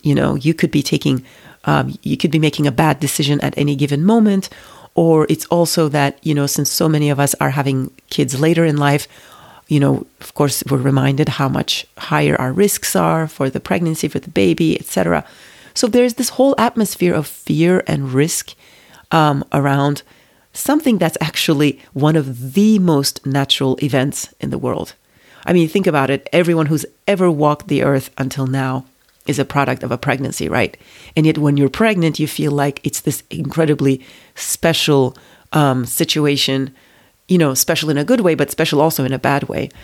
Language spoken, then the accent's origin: English; Turkey; moved away as an adult; also born or lived in United States; I grew up in Turkey, it's a very nationalistic country